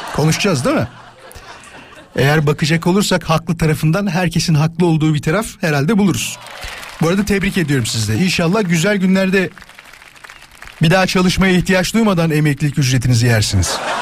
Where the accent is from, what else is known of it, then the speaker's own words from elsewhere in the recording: İzmit, Kocaeli, Turkey; Ben İzmitliyim.